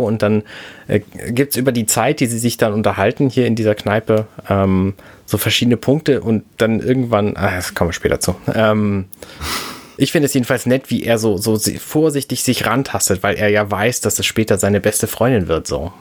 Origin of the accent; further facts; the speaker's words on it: Germany; Ich als Deutscher